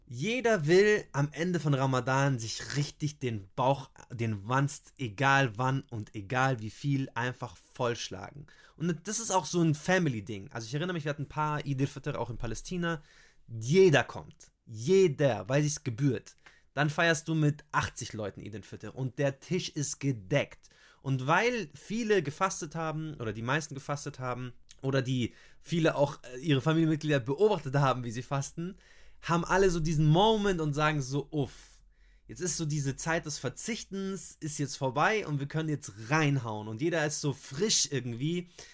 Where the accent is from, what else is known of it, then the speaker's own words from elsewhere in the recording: Germany; bei uns in Deutschland